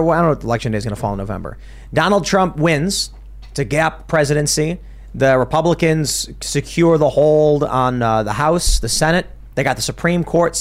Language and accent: English; Chicago, Illinois, United States; moved away; growing up in Chicago